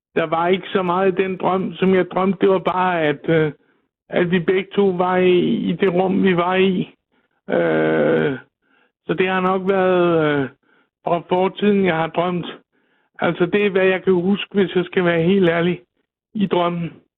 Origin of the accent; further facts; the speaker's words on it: Klintholm Havn, Zealand, Denmark; jeg er fra Klintholm Havn på Møn